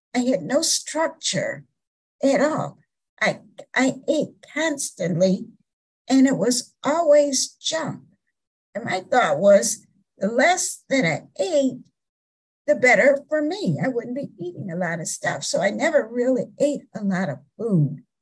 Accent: South Florida, United States; I grew up in the South, South Florida

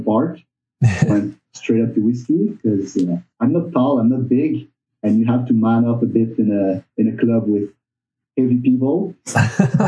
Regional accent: Montreal, Quebec, Canada; moved away as an adult; also born or lived in Burgundy, France; now in Ottawa, Canada; I wasn't born, but I was raised in Montreal

